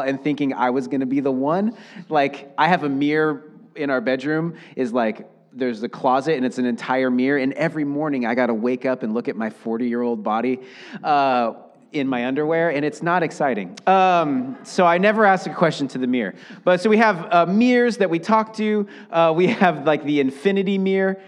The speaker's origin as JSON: {"language": "English", "town": "Seattle", "region": "Washington", "country": "United States", "tie": "born or raised there", "moved": "yes", "lives_now": "Portland, United States", "said": "I grew up in Seattle."}